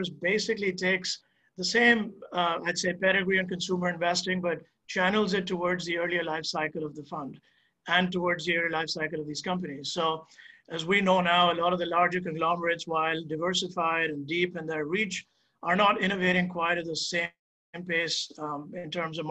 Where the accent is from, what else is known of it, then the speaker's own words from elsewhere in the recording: India; moved away; I'm originally from India, and that's where I spent my formative years